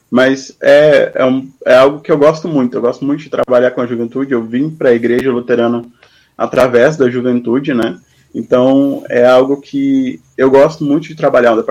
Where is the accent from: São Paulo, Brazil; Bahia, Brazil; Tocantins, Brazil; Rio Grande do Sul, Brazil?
Rio Grande do Sul, Brazil; Dois Irmãos; also born or lived in Palmeira das Missões, Rio Grande do Sul; Eu sou natural de Palmeira das Missões, no Rio Grande do Sul. Uh, mas eu vivi pouco tempo lá, vivi dois anos, e logo depois eu fui para Dois Irmãos, também no Rio Grande do Sul. Então, ah. sou mais dois irmonenses